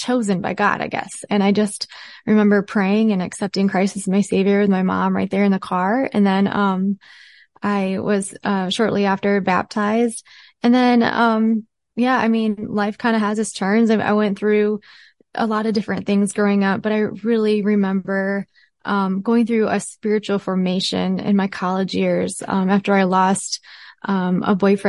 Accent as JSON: {"language": "English", "region": "Michigan", "country": "United States", "tie": "born or raised there", "moved": "as an adult", "said": "I grew up in Michigan, in beautiful Michigan near Lake Michigan"}